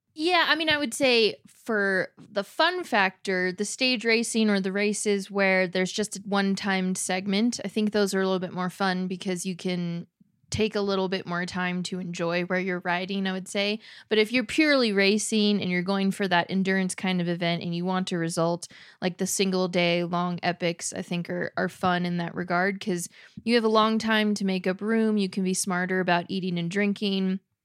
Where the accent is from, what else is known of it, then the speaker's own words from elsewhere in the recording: Southern California, United States; growing up in Southern California